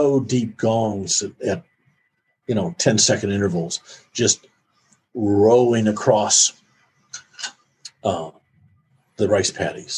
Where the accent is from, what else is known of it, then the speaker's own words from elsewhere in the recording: Iowa, United States; I grew up in Iowa